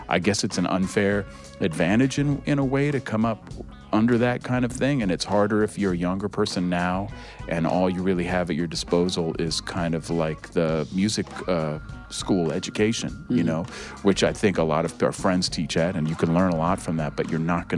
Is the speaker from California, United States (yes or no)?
yes; Berkeley, California, United States; I grew up in Berkeley, California, although I did spend 5 years living on a school bus doing the whole hippie thing when I was a little kid.